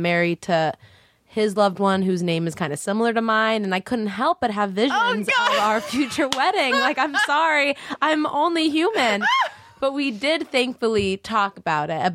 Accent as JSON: {"language": "English", "country": "South Africa", "moved": "yes", "lives_now": "Los Angeles, United States", "said": "I'm South African"}